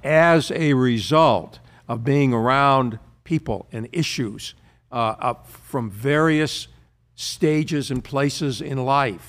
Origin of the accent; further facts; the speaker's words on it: United States; also born or lived in London; I'm an American